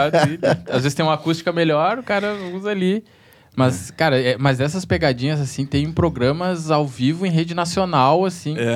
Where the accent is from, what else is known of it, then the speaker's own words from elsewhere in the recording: Rio Grande do Sul, Brazil; Eu sou do Rio Grande.